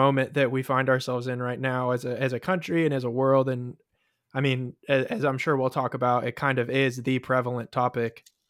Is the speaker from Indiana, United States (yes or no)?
no; California, United States; So I grew up in Southern California, and I went to a small private school growing up